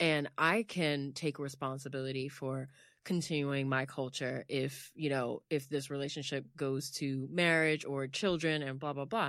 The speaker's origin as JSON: {"language": "English", "country": "United States", "said": "I'm American, like, I'm just American."}